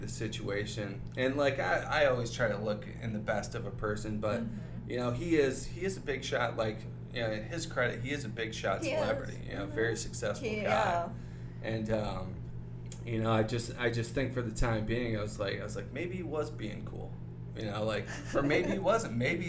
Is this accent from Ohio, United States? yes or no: yes; Toledo, Ohio, United States; like I come from Toledo, Ohio, some nowhere place. Shout out Toledo, by the way.